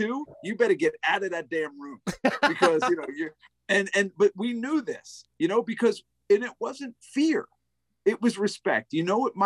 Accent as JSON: {"language": "English", "country": "United States", "said": "I'm an American"}